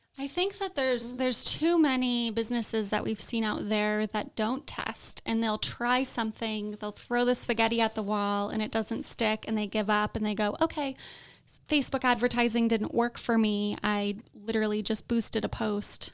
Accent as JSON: {"language": "English", "region": "Southern California", "country": "United States", "tie": "born or raised there", "said": "I grew up in Southern California."}